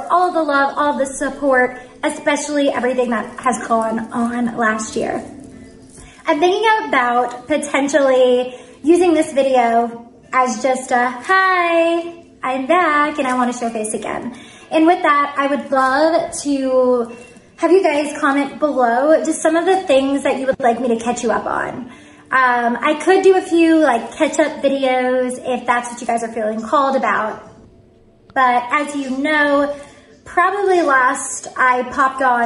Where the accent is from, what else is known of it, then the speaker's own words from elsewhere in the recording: New York City, New York, United States; moved away; I grew up on Cranberry Court in Staten Island